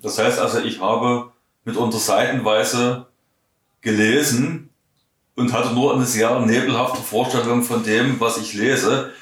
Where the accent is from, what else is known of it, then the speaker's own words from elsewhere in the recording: Saxony, Germany; accent: Saxon; Ich spreche nach wie vor Russisch mit einem äh, deutlichen Akzent. Mhm. Nicht mit einem deutschen Akzent, sondern mit einem sächsischen Akzent